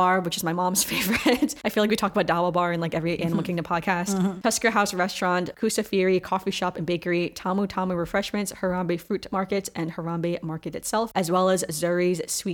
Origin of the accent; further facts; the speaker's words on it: China; I was born in China